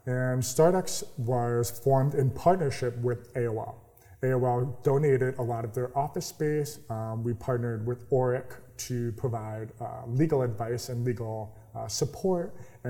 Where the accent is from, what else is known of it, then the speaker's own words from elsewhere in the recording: New York, United States; So I am a New Yorker. I don't have the accent of a New Yorker. I like my coffee. I completely lost the New York accent.